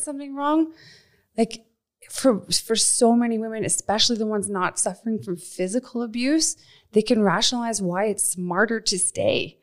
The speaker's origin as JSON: {"language": "English", "region": "Nova Scotia", "country": "Canada", "tie": "born or raised there", "also_born_or_lived": "Ontario", "moved": "as an adult", "lives_now": "Calgary, Canada", "said": "I was born in Ontario, And when I was eight, we moved out to Nova Scotia"}